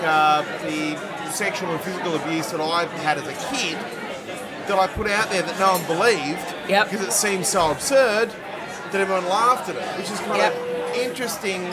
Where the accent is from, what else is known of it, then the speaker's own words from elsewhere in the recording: Australia; I'm Australian